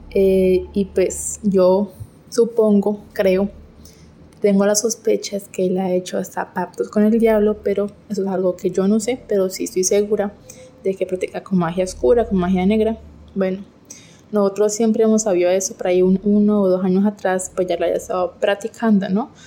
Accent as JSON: {"language": "Spanish", "country": "Colombia", "said": "soy de Colombia"}